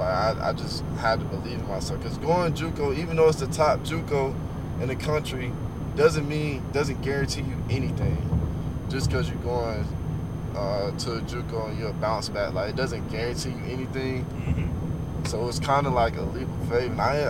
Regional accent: Oklahoma, United States; born there; Nah, because I was born in Oklahoma, so it snows in the Midwest.

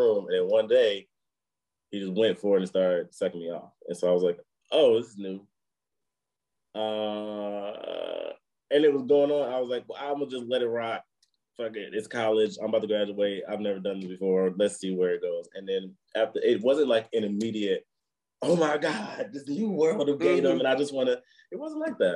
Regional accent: Michigan, United States; moved away as an adult; also born or lived in Washington, D.C.; now in New Zealand; So I grew up in Michigan

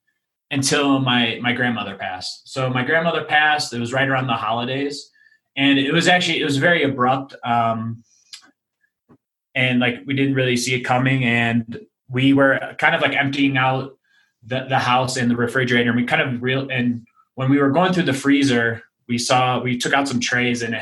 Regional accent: Chicago, Illinois, United States; moved away as an adult; now in Denver, United States; I'm originally from Chicago, but moved here 2 years ago.

